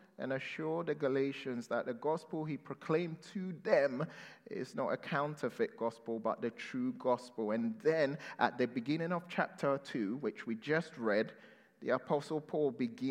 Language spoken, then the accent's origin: English; London, United Kingdom; growing up in London